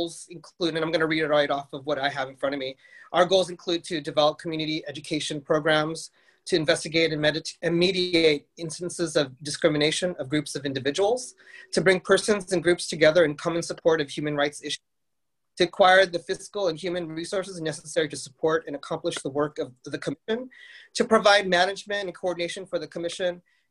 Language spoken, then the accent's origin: English; Palm Springs, California, United States; moved away as an adult; also born or lived in New York City; I live here in Palm Springs. I was born and raised in Palm Springs